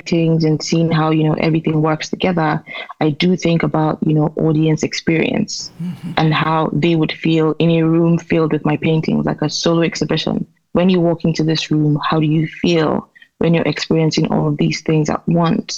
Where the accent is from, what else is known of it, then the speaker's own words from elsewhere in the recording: Enugu, Enugu State, Nigeria; growing up in Nigeria as a woman